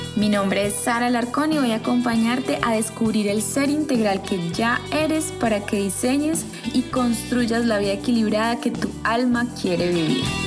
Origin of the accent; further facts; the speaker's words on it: Colombia; moved away as an adult; now in France; estoy creando nuevas bases en un país diferente al que nací. Yo soy colombiana y estoy viviendo en Francia.